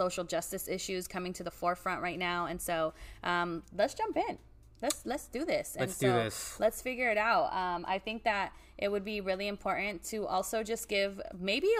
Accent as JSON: {"language": "English", "town": "Oxnard", "region": "California", "country": "United States", "tie": "born or raised there", "said": "my location, South Oxnard. I'm always big on saying I'm from the South Side. It's who I was born and bred there"}